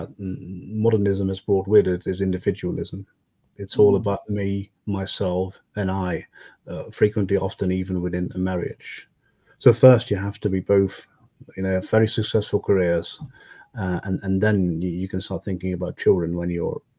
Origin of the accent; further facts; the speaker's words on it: Netherlands; also born or lived in Brussels; coming back to the Netherlands, I realized how poor my home country was actually